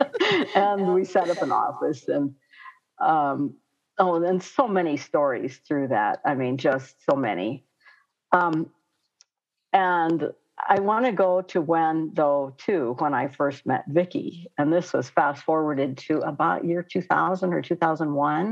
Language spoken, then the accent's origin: English; Pine Ridge, South Dakota, United States; also born or lived in Hot Springs, South Dakota; I'm from Pine Ridge here and, you know, went to a Catholic school till I was on Pine Ridge here, Our Lady of Lourdes, until I was in the seventh grade. And then we moved to Hot Springs